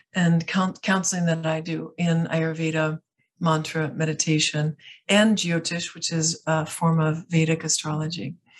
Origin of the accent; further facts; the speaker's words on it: outside of Chicago, Illinois, United States; moved away; also born or lived in Italy / France; I grew up outside of Chicago